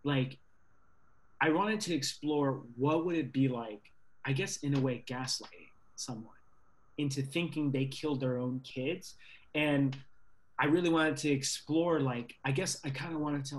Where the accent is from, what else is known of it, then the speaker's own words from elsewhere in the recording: Virginia, United States; I grew up in Virginia in the South